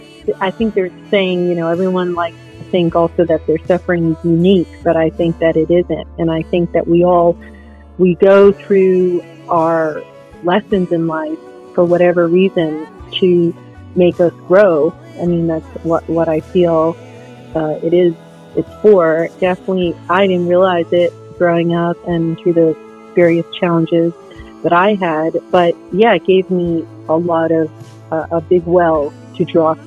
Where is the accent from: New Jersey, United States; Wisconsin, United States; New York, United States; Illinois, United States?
New York, United States; also born or lived in Fort Hood, Texas; that's when I went to live with my grandparents. So a bit tumultuous, but I'm very grateful that I got to grow up in New York with them.